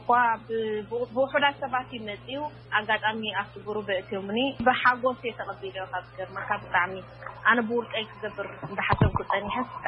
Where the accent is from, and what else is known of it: Eritrea; now in Denmark